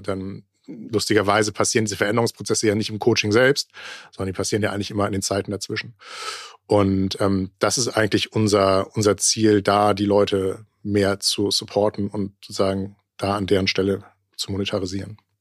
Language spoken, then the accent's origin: German; Germany; bei uns in Deutschland